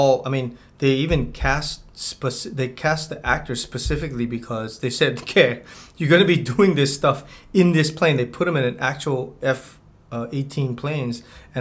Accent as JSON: {"language": "English", "area": "Big Island", "region": "Hawaii", "country": "United States", "said": "I am from the Big Island."}